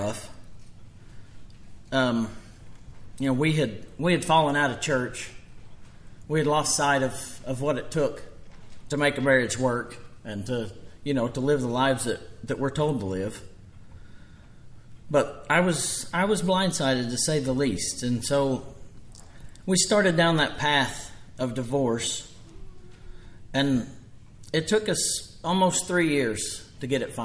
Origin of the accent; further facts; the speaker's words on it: Copan, Oklahoma, United States; I was born and raised in Copan, born in 1978.